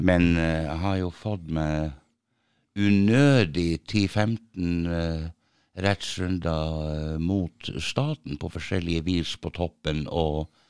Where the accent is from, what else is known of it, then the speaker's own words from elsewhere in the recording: Tromsø, Troms, Norway; Jeg er født i Tromsø.